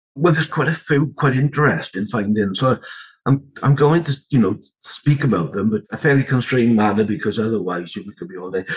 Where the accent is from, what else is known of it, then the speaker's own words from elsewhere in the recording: the Rhondda, Wales, United Kingdom; I was born in the Rhondda, still live in the Rhondda. Uh, brought up in poverty, really, and failed the 11 plus